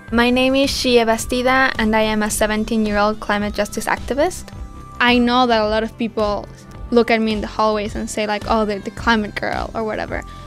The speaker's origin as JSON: {"language": "English", "country": "Mexico", "tie": "born or raised there"}